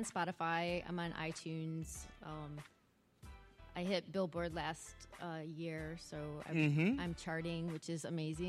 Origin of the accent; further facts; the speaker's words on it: Detroit, Michigan, United States; now in Los Angeles, United States; Well, I'm from Detroit.